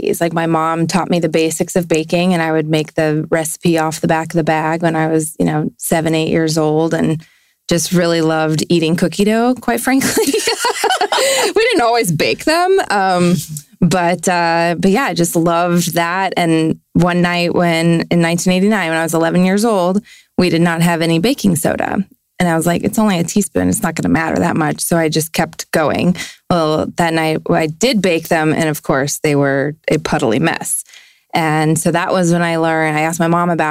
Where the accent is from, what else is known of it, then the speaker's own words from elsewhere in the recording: Fort Worth, Texas, United States; I was born in Fort Worth, Texas. To two wonderful parents. I am one of three children, the middle kid